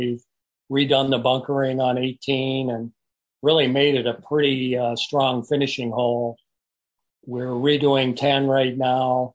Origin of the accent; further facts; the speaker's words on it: Bettendorf, Iowa, United States; I've worked for the city of Bettendorf, which happens to be my hometown where I graduated from high school